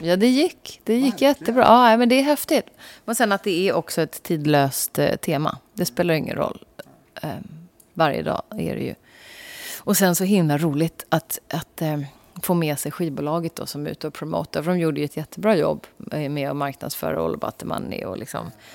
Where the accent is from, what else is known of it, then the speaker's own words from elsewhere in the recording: Sweden; vi svenskar